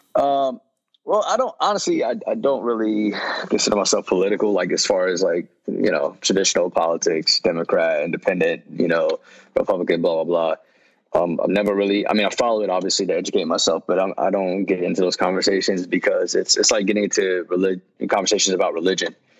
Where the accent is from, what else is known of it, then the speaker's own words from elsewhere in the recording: Yonkers, New York, United States; moved away; also born or lived in Mount Vernon, New York / North Carolina; where I grew up in Yonkers